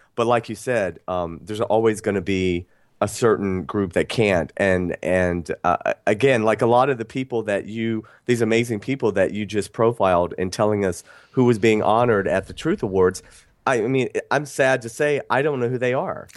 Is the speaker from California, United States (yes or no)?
no; Athens, Georgia, United States; I grew up in the South. I grew up in Athens, Georgia